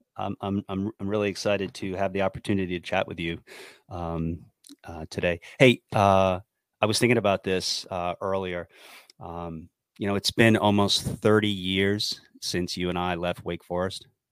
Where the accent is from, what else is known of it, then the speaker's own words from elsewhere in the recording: New Hampshire, United States; moved away as an adult; I was from New Hampshire